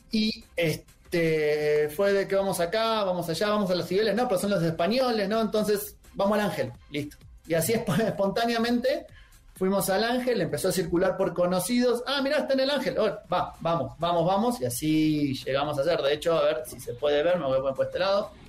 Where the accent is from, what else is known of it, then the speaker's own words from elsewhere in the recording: Buenos Aires, Argentina; now in Mexico; De, Buenos Aires. Soy de, Buenos Aires, soy porteño, chef.